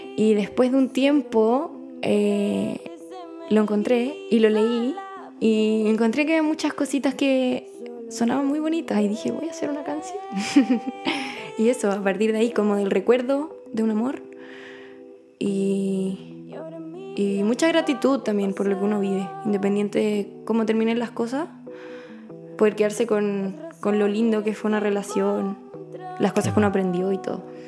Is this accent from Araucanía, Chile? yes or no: no; Santiago, Santiago Metropolitan Region, Chile; yo vengo de Chile, de Santiago.